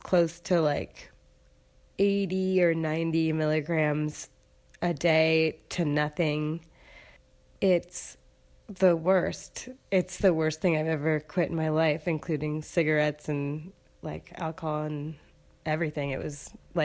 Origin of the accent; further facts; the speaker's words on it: Seattle, Washington, United States; moved away; I am from Seattle